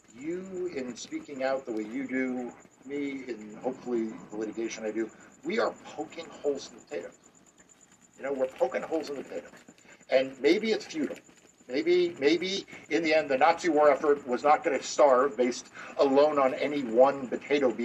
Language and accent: English; New York, United States; growing up in New York